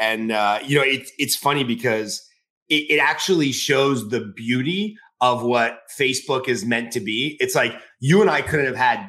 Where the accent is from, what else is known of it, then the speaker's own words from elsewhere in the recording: Southern California, United States; when we were both growing up in Southern California.